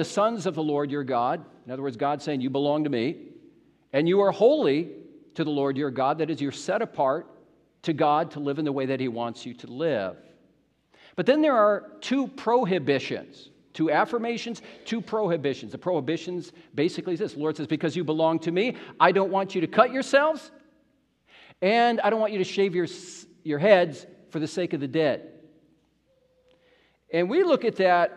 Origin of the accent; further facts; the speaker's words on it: United States; moved away as an adult; now in Canada; you have an American in your midst. And it's kind of strange being here as an American.